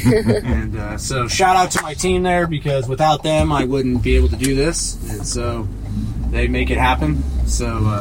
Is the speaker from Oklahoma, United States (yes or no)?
no; Lake Havasu City, Arizona, United States; I grew up in Arizona, and not too far from Miss Heidi over there